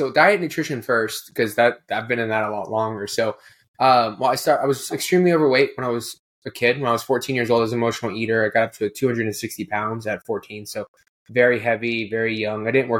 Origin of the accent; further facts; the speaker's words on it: Houston, Texas, United States; now in Kentucky, United States; Oh, I'm from Houston. Well, I'm actually technically from Kentucky. I just moved.